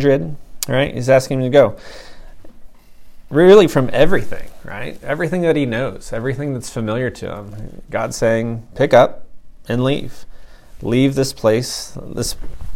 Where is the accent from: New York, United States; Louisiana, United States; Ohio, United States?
Ohio, United States; I'm from Ohio